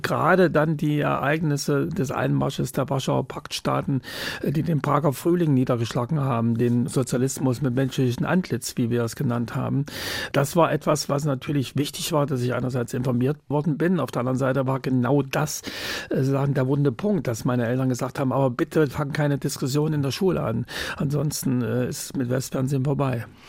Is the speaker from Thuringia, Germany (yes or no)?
yes; Jena, Thuringia, Germany; moved away as an adult; also born or lived in West Berlin; nach Hause, nach Jena, meiner Heimatstadt